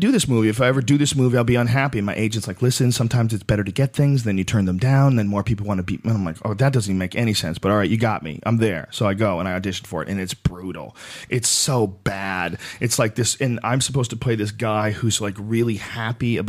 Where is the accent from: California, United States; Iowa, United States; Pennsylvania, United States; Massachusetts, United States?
Massachusetts, United States; Boston; also born or lived in New Jersey; I was born in New Jersey, but I grew up in Boston